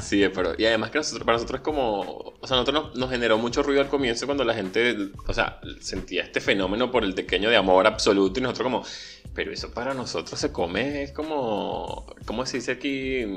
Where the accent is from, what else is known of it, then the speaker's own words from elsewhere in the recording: Venezuela; moved away; yo crecí en Venezuela